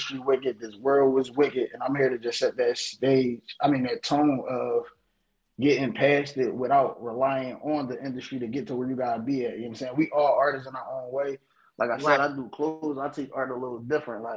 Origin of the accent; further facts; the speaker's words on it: Philadelphia, Pennsylvania, United States; I'm from Philly